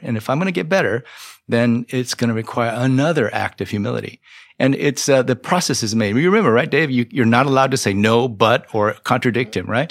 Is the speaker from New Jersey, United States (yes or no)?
no; Iowa, United States; moved away; also born or lived in Dallas, Texas; I grew up in a small town in Iowa